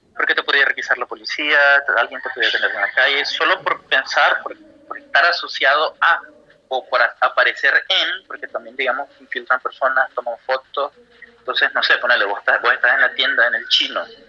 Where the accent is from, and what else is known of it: Nicaragua; moved away as an adult; now in Buenos Aires, Argentina